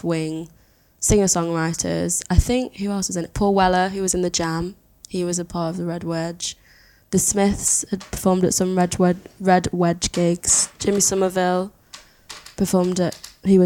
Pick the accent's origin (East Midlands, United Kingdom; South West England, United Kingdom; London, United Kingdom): East Midlands, United Kingdom; Matlock; also born or lived in Exeter; I'm from the north of England. I'm from a town called Matlock